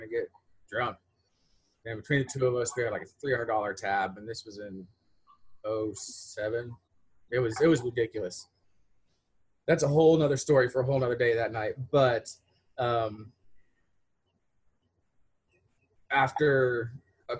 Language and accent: English; Beeville, Texas, United States; also born or lived in Corpus Christi, Texas / San Diego, California / Tyler, Texas; Got married in my hometown of Beeville